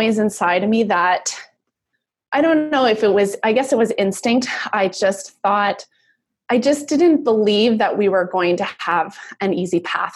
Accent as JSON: {"language": "English", "town": "Vancouver", "region": "British Columbia", "country": "Canada", "tie": "born or raised there", "also_born_or_lived": "United States / Germany", "said": "I grew up Vancouver, Canada"}